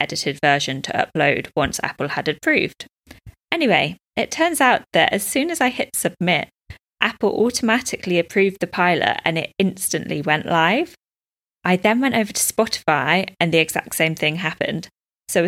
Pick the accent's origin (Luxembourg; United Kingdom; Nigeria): United Kingdom; moved away as an adult; now in Dubai, United Arab Emirates; I'm a British expat living in Dubai, UAE